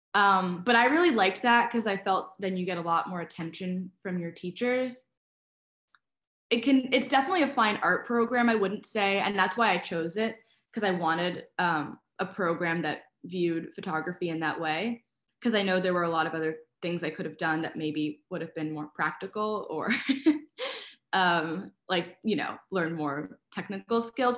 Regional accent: New York City, New York, United States; I really liked growing up in Brooklyn.

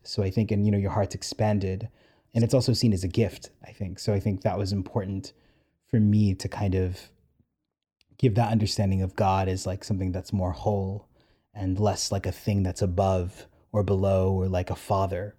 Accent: New York City, New York, United States; I'm so New York. I'm so, I'm so Queens.

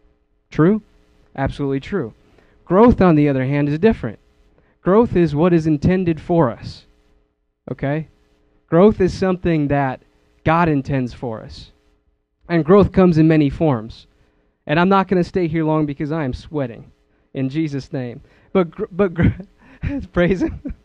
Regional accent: Wisconsin, United States; moved away; I come from Wisconsin. I miss my family

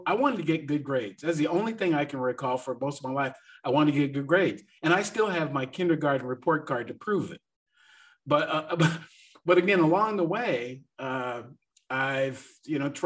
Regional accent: Seattle, Washington, United States; moved away as an adult; also born or lived in Atlanta area; now in Atlanta, United States; I was born in Seattle, Washington

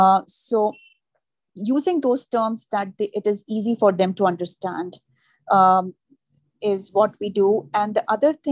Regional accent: India; now in New York, United States; But that was something new and different that I learned when I moved from India to New York.

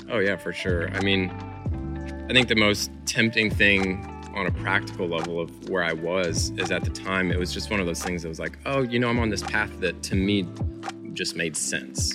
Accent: Illinois, United States; I'm originally from Illinois. I grew up there

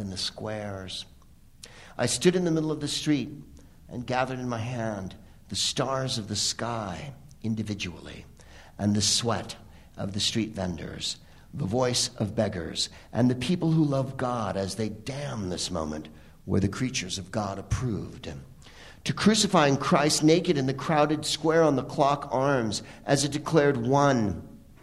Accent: San Francisco, California, United States; I am from San Francisco, and our team was the Bay Area Bombers

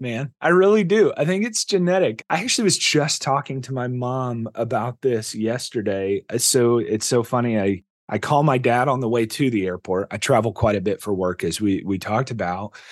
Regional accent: Indiana, United States; now in Texas, United States; I grew up in Indiana

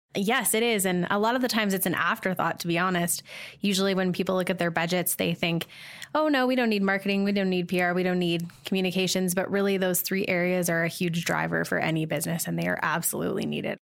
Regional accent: Calgary, Alberta, Canada; I'm from Calgary

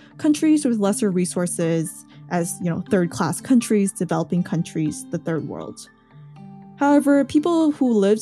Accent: Taiwan; now in United States; born in Taiwan and now consider myself as Asian American

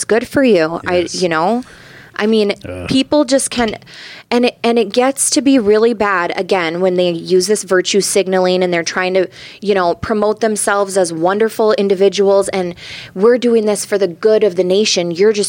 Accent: United States; Yeah, he's losing his patience with us red-blooded Americans

